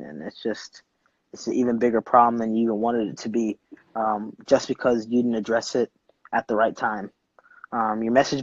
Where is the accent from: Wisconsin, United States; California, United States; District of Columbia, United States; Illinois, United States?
District of Columbia, United States; Washington; moved away as an adult; now in San Diego, United States; I'm from the East Coast, from DC